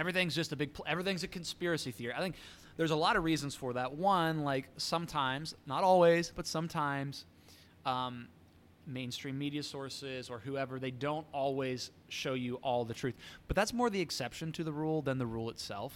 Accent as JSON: {"language": "English", "country": "United States"}